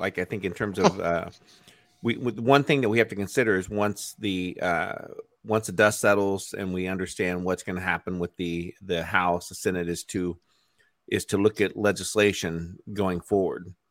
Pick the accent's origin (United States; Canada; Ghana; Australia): United States; As an American